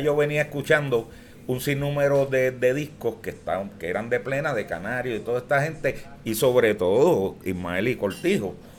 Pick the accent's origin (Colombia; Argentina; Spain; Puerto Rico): Puerto Rico; San Juan; Nací el 10 de marzo del 1955 en mi barrio obrero